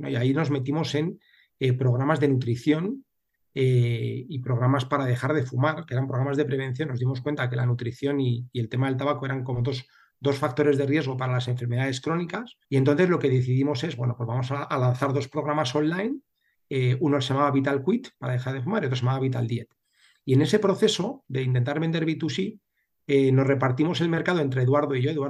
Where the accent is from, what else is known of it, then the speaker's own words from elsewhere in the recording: Seville, Andalusia, Spain; yo, nací en Sevilla hace ya 47 años.